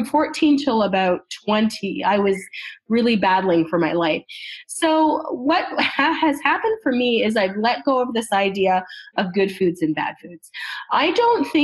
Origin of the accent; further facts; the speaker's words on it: Canada; I'm from Canada